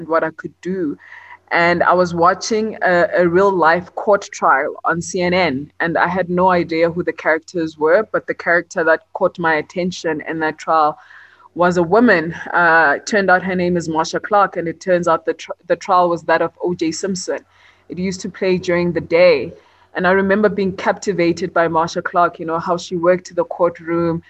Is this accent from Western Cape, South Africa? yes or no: no; Johannesburg, Gauteng, South Africa; also born or lived in Port Elizabeth; I was born in Johannesburg, and I spent some time in Port Elizabeth before I started school. And then when it was time to start school, I came back to Joburg. And I've been here ever since